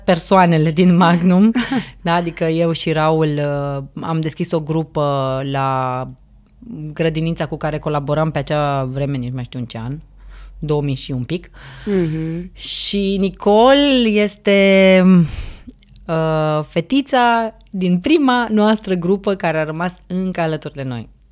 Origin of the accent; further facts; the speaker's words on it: Romania; noi ca români